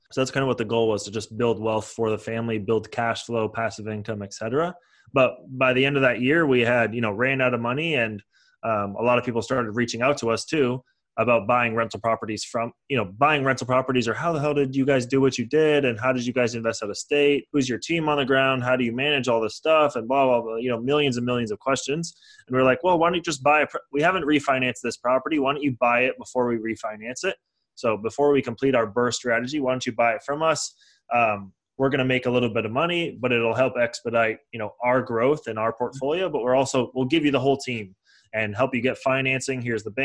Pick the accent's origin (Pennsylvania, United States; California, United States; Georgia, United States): California, United States; San Francisco Bay Area; also born or lived in Toronto; now in Los Angeles, United States; I was born in Toronto, grew up in San Francisco Bay Area. Then I moved to Los Angeles to go and finish up university.